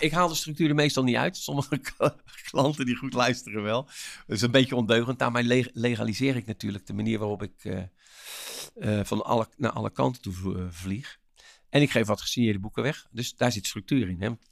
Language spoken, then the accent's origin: Dutch; Rotterdam, South Holland, Netherlands; als Rotterdammer